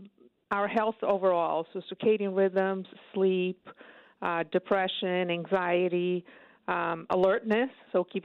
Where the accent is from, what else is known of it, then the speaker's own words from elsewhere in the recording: Brazil; moved away as an adult; also born or lived in upstate New York, United States; now in New York, United States; I'm originally from Brazil, but I've been in upstate for over 25 years